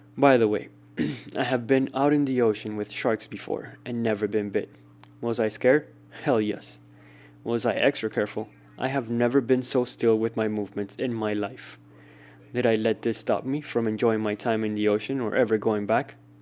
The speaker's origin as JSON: {"language": "English", "country": "Cuba", "tie": "born or raised there", "said": "Growing up in Cuba"}